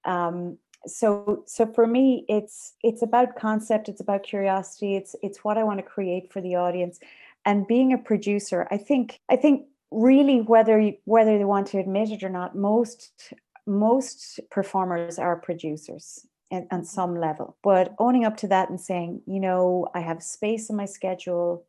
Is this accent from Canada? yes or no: no; Ireland; I am an Irish composer